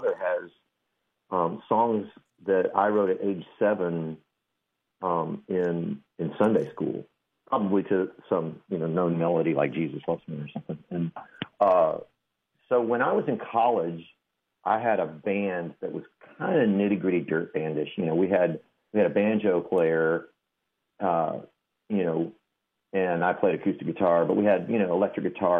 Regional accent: Del Rio, Texas, United States; I was raised in Del Rio

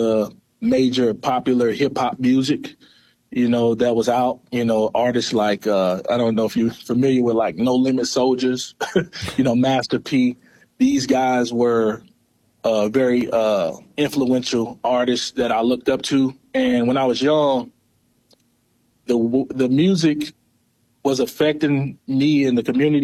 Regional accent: East Prairie, Missouri, United States; also born or lived in Sikeston, Missouri; Born and raised in East Prairie, Missouri.

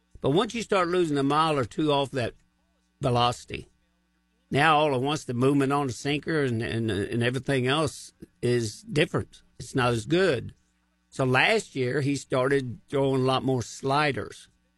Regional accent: Missouri, United States; But put it this way, I am from Missouri, and they're going to have to show me what they can do.

